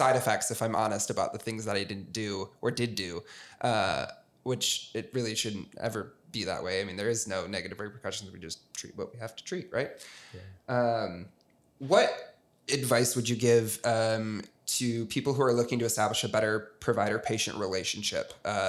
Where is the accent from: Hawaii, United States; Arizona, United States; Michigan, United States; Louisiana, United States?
Michigan, United States; moved away; I know for me, I moved here from Southwest Michigan, pretty small town, and I had been going to my same family doctor forever.